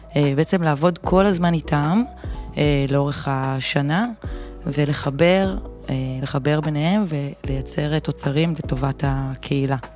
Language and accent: Hebrew; Kfar Yehoshua, Northern District, Israel; אני מכפר יהושע, מעמק יזרעאל, גדלתי בעמק